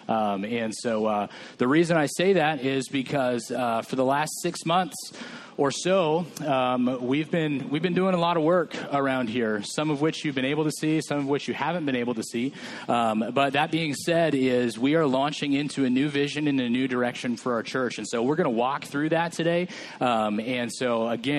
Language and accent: English; Atwater, California, United States; moved away as an adult; also born or lived in Chico, California / Merced, California / Fresno, California; now in Hanford, United States; I grew up in Atwater